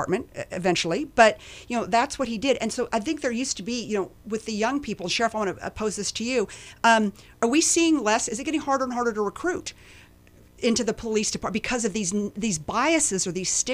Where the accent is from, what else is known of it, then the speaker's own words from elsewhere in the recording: Williamson County, Texas, United States; my hometown